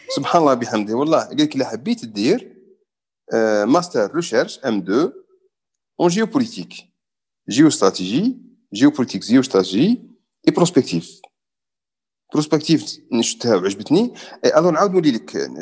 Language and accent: Arabic; Algeria; now in United Arab Emirates; انا جزائري